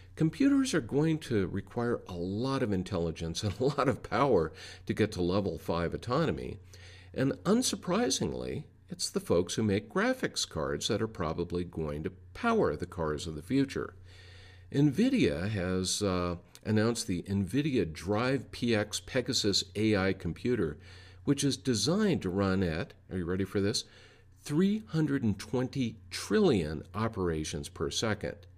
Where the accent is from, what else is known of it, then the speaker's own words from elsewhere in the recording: Denver, Colorado, United States; my hometown of Denver, Colorado